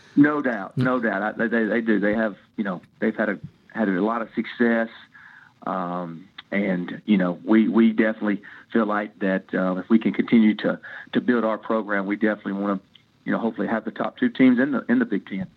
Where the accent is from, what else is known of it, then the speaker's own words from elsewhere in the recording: Tennessee, United States; now in Midwest, United States; I'm an old country guy from uh, from Tennessee that's been up here in the Midwest